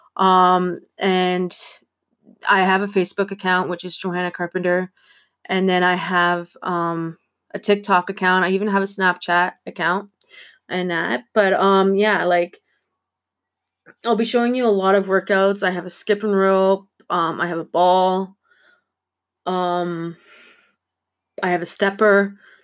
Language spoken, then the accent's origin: English; Ontario, Canada; I'm from Ontario